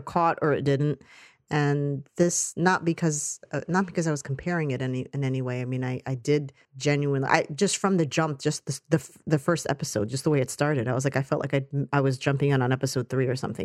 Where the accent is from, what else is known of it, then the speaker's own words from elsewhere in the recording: United States; as an American actor